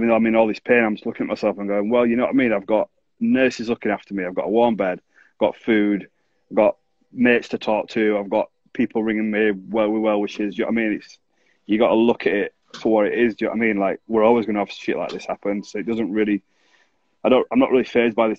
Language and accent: English; Bradford, Yorkshire and the Humber, United Kingdom; when I grew up in Bradford